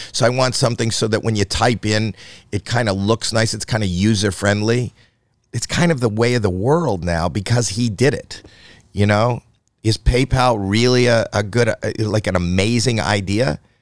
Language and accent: English; Canada; I'm Canadian